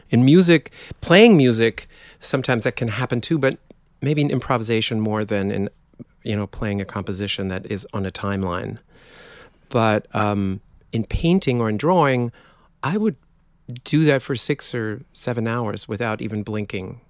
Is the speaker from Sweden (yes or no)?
no; countryside between Dortmund and Münster, North Rhine-Westphalia, Germany; accent: German; English is a second language; moved away; I was born in Dortmund, which is sort of the Detroit of Germany.